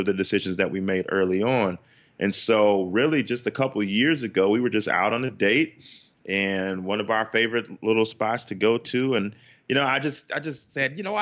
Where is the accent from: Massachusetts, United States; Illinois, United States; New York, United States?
Illinois, United States; Chicago; we're from Chicago, Chicago, Illinois